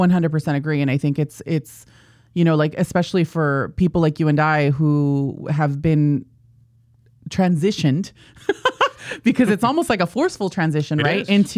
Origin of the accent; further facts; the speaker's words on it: National City, California, United States; Yeah, I was born and raised in San Diego. My mom is technically like the first generation here in the United States.